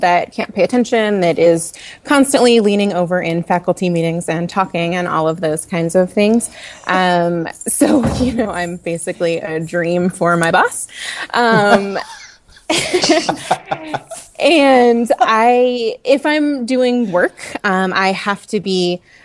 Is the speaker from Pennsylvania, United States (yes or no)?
yes; Pittsburgh, Pennsylvania, United States; moved away as an adult; now in St. Petersburg, United States; I am originally from Pittsburgh, Pennsylvania